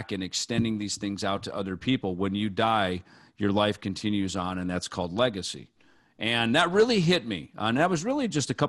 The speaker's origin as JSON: {"language": "English", "town": "Jackson", "region": "Minnesota", "country": "United States", "tie": "born or raised there", "moved": "yes", "said": "my hometown of Jackson, Minnesota"}